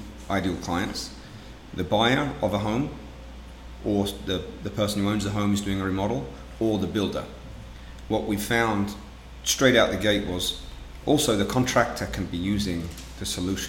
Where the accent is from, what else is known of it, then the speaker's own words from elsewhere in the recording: England, United Kingdom; moved away as an adult; also born or lived in France / London / Portland, Oregon; now in Seattle, United States; As you can probably tell from my accent, I'm not a native of West Seattle. I grew up originally in England.